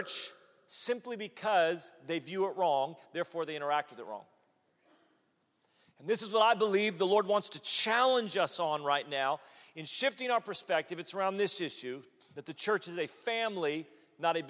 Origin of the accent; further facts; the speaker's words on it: United States; as an American